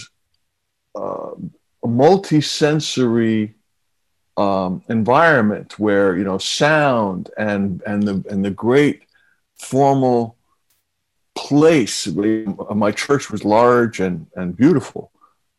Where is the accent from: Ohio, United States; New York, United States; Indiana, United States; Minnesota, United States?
New York, United States; New York City; I grew up in Queens